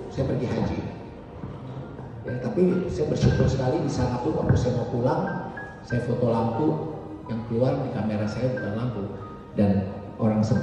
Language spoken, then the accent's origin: Indonesian; Serang, Banten, Indonesia; Ya awalnya saya ini dari Serang saya muslim papa mama saya hidup semua keluarga kami keluarga besar